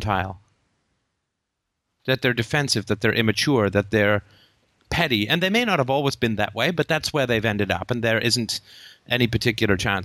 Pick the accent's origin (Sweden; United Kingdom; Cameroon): United Kingdom; we're British